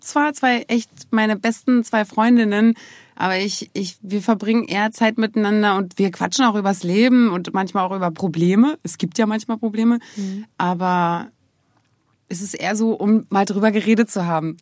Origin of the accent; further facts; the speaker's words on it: Germany; Ich bin ja aus der DDR